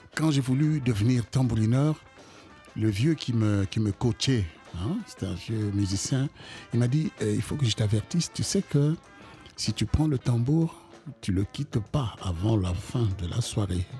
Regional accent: Kinshasa, DR Congo; moved away as an adult; also born or lived in Brussels, Belgium / United States; now in France; je viens du Congo, Kinshasa

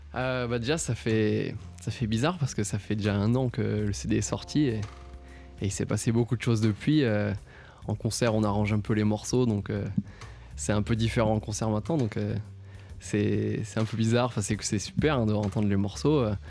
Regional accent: Nice, Provence-Alpes-Côte d'Azur, France; moved away as an adult; also born or lived in Annecy; now in Paris, France; je suis issu du Sud, j'ai vécu 12 ans à Nice

